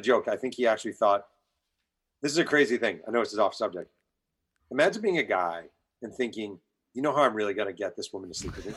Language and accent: English; New York, United States; I'm from New York